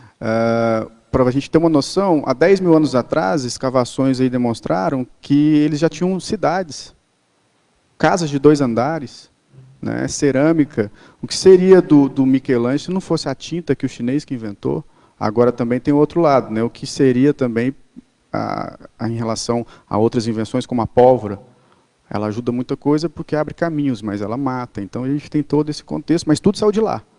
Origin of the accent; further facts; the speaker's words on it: Brazil; a gente não é europeu, nós somos brasileiros